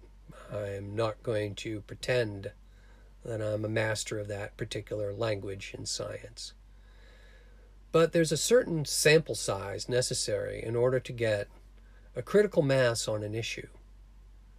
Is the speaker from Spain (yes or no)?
no; Cape Cod, Massachusetts, United States; my small town I grew up in Cape Cod